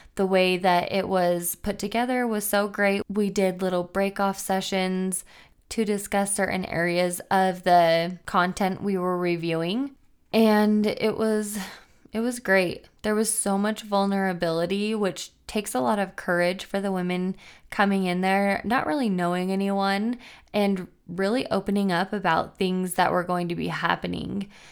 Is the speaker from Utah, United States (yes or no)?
yes; Logan, Utah, United States; I grew up in Logan, Utah